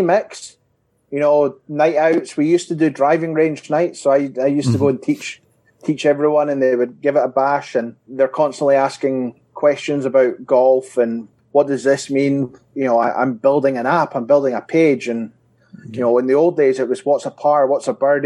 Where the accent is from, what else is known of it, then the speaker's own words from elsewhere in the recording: Scotland, United Kingdom; As your listeners will probably hear, I'm from Scotland